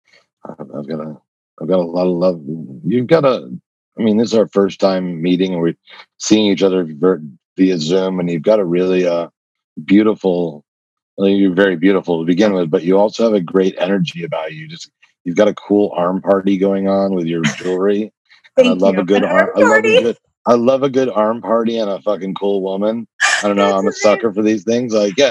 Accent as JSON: {"language": "English", "region": "New Jersey", "country": "United States", "tie": "born or raised there", "also_born_or_lived": "New York / Connecticut", "said": "So I was made in New York, but I was born in New Jersey, raised in New York, New Jersey, Connecticut, three states, 9 schools, 12 years before I graduated high school."}